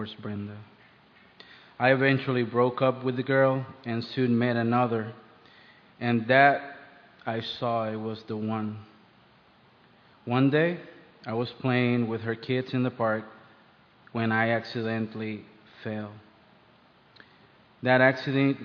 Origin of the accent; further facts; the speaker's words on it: Puerto Rico; moved away as an adult; now in United States; I grew up in Puerto Rico.